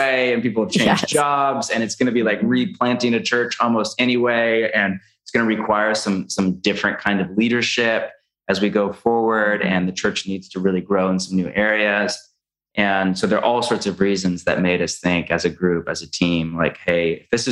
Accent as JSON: {"language": "English", "region": "California", "country": "United States", "moved": "yes", "said": "We're from California"}